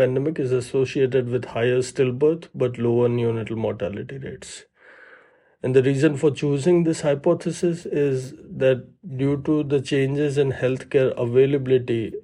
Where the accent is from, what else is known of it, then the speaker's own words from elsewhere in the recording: Ahmedabad, Gujarat, India; moved away as an adult; also born or lived in Toronto, Canada / New York, United States; now in Birmingham, United States; I grew up in Ahmedabad, so it's a city in India